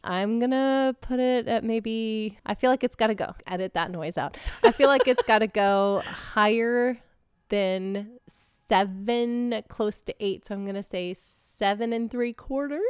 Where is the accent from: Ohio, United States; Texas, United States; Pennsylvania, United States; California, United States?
Texas, United States; I grew up in Texas